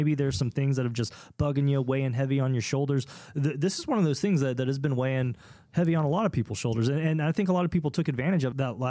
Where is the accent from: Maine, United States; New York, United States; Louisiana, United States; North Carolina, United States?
North Carolina, United States; you know I'm from North Carolina, though, because I say 540 and not the 540.